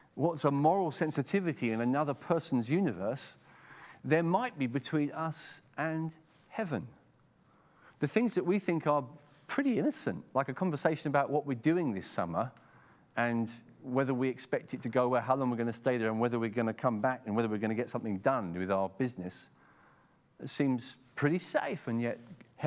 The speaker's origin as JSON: {"language": "English", "region": "England", "country": "United Kingdom", "accent": "very English", "said": "in my very English accent"}